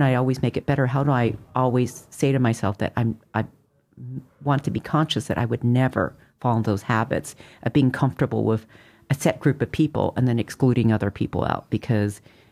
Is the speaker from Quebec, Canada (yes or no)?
yes; Montreal, Quebec, Canada; now in United States; I grew up in Montreal